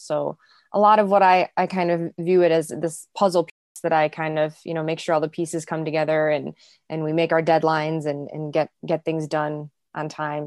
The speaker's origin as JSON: {"language": "English", "town": "Chicago", "region": "Illinois", "country": "United States", "tie": "born or raised there", "said": "I grew up in the south suburbs of Chicago, so born and raised in Chicago"}